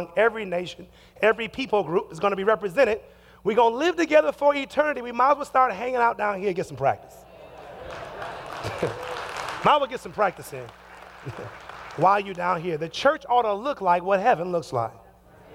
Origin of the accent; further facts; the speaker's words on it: Chicago, Illinois, United States; also born or lived in Detroit, Michigan; now in Seattle, United States; I was born in Detroit, raised in Chicago